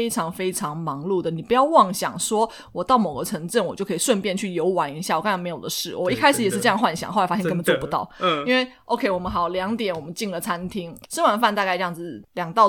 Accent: Taiwan; 因为我们台湾人台湾人很喜欢吃脆脆的呀，有口感的呀，酥酥的啊，或者是有嚼劲。

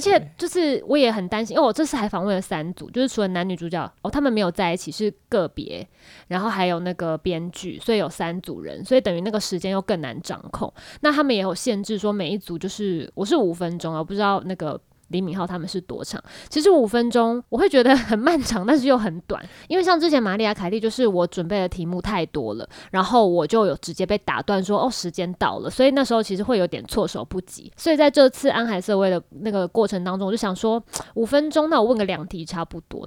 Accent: Taiwan; 我是来自台湾

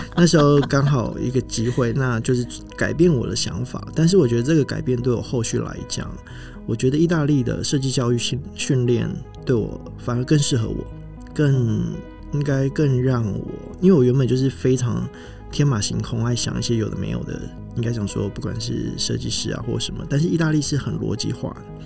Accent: Kaohsiung, Taiwan; also born or lived in Milan; 我来自高雄，我从福仁大学毕业，在米兰念服装设计的硕士

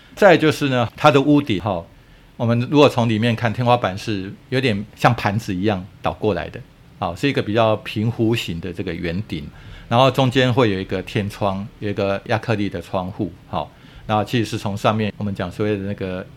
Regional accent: Taiwan; 我们台湾人

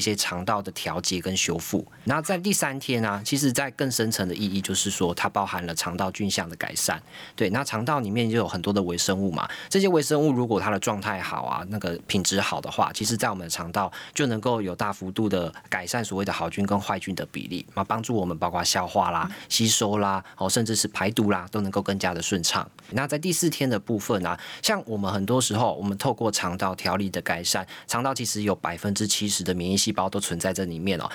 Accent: Taiwan; 我们台湾人非常厉害

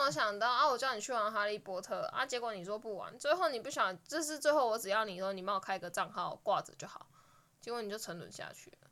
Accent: Changhua County, Taiwan; moved away as an adult; now in Yunlin, Taiwan; 我老家在彰化，然后我以前一直都觉得彰化就是乡下

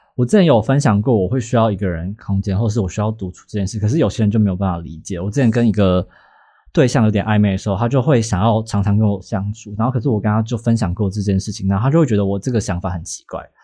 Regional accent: Taiwan; 可能是我们是台湾人的关系吧

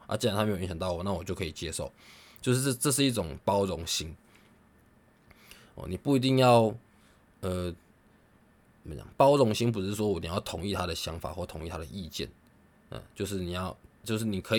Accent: Taiwan; 我觉得有呃以台湾人为荣啊，以身为台湾人为荣啊。呃，你看台湾是这个多棒的国家

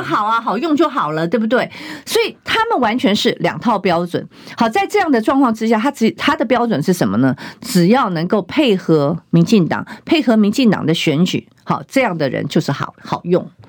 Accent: Taiwan; 我们台湾人民

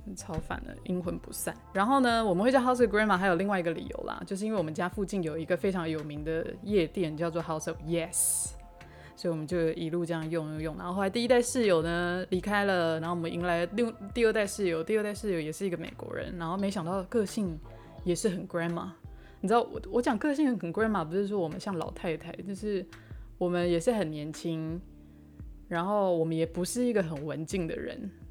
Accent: Taiwan; accent: Taiwanese accent; moved away as an adult; now in New York, United States; 我在九年前从台湾来纽约读研究所

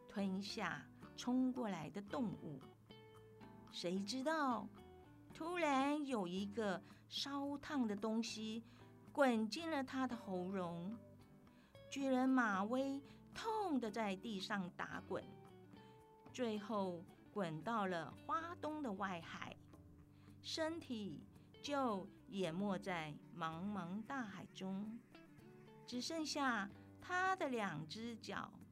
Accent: Taitung County, Taiwan; 来自台东阿美族

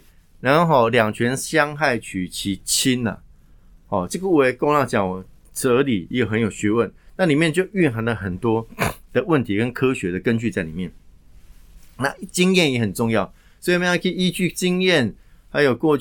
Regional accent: southern Taiwan, Taiwan; 我南部人啊，哦，我从外小朋友们上去南部啊，公阿妈狗啊

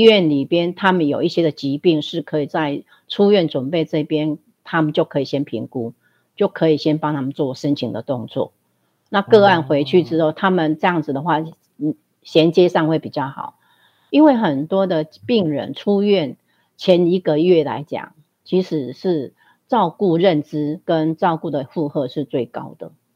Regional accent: Fenyuan Township, Changhua County, Taiwan; moved away as an adult; 回自己的家乡

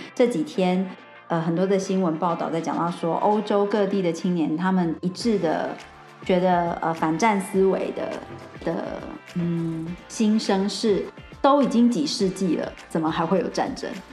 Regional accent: Taiwan; 我觉得我们台湾人真的很可爱，我觉得我们也非常有能力，也很有创创意。

